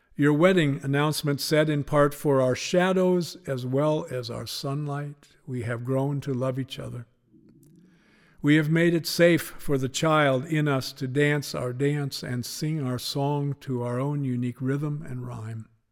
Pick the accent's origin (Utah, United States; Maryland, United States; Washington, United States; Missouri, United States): Washington, United States; Spokane; Growing up in Spokane